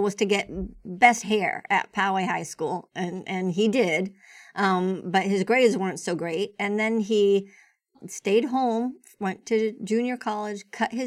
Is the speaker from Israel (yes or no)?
yes; Israel; moved away; I was born in Israel.